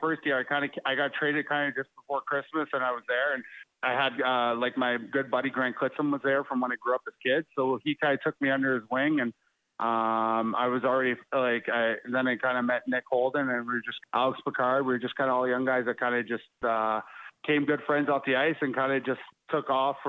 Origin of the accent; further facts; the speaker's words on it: Ottawa, Ontario, Canada; I grew up in Ottawa, so it was close to home.